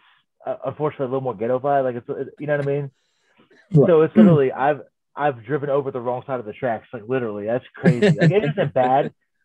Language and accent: English; Pittsburgh, Pennsylvania, United States; I was born and raised in Pittsburgh.